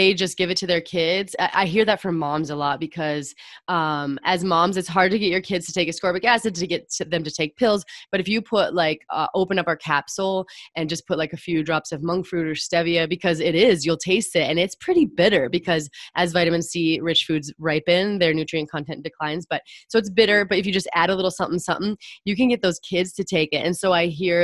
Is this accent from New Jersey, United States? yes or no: no; Montana, United States; I grew up in Montana